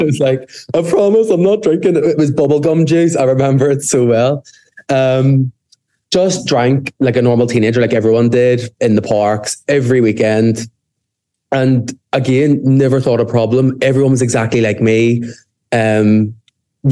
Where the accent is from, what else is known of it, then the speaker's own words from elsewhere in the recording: Belfast, Northern Ireland, United Kingdom; I'm from Belfast, if the accent didn't give that away already.